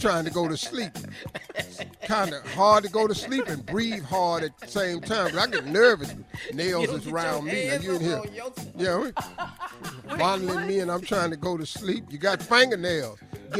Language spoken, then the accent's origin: English; Cleveland, Ohio, United States; I'm telling you, I'm from Cleveland.